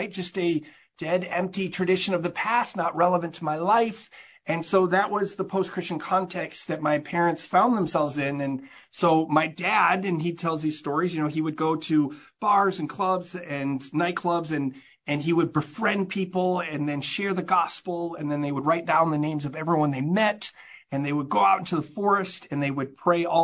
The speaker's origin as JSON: {"language": "English", "town": "Amsterdam", "region": "North Holland", "country": "Netherlands", "tie": "born or raised there", "said": "So I grew up in Amsterdam. As I mentioned, my parents were missionaries."}